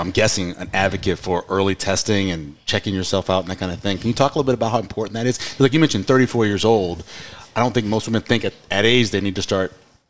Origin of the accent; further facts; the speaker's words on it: New Orleans, Louisiana, United States; moved away; We had a beer growing up in New Orleans called the Mardi Gras beer.